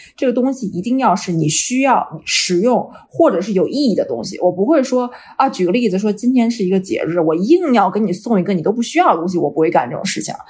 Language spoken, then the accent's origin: Chinese; China; now in Vancouver, Canada; 我们中国人都是独生子女